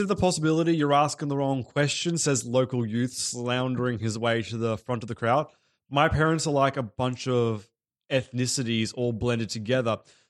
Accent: Australia; I was born in Australia, raised, went to Australian school. Like, so I have been fully assimilated

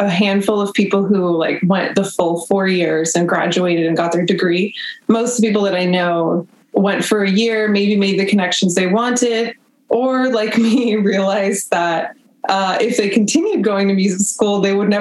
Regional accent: Union City, California, United States; also born or lived in Boston / San Francisco; I was born in California, raised in the Bay Area

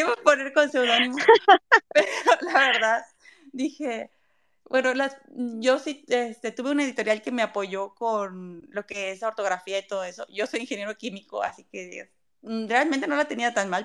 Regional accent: Mexico; yo soy mexicana y es lo que conozco

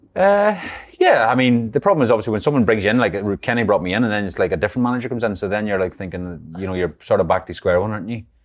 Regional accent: Ireland; moved away; growing up in Ireland

